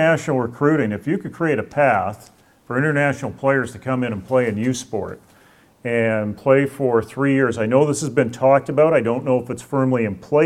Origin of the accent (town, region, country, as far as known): Canada